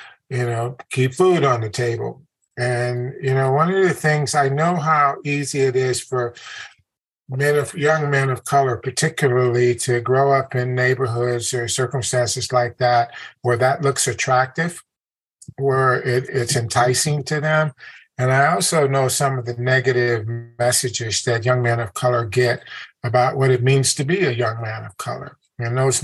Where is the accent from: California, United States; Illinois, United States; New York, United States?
Illinois, United States; Chicago; also born or lived in Germany; I grew up in the Woodlawn district of Chicago, which is right in the heart of the South Side, in an all black neighborhood